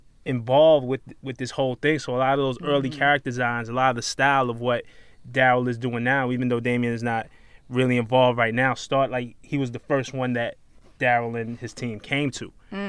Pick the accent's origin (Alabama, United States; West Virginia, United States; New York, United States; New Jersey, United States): New York, United States; New York City; we grew up in Flatbush, Brooklyn. That's 5 blocks from the block where we grew up on.